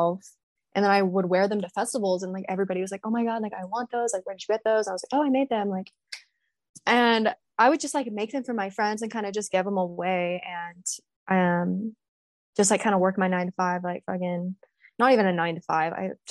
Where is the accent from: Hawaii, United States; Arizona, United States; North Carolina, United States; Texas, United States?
Texas, United States; I'm from Texas